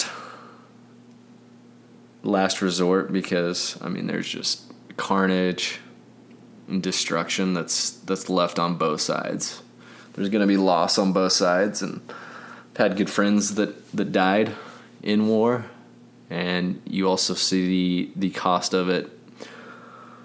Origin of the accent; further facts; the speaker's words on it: Utah, United States; I grew up in Utah